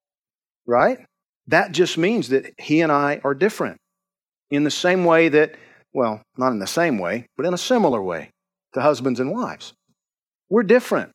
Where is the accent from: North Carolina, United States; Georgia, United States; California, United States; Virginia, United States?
Georgia, United States; I'm from Georgia